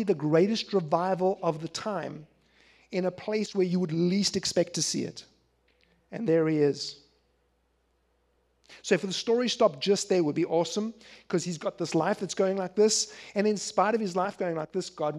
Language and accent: English; Philadelphia, Pennsylvania, United States; I'm from Philadelphia.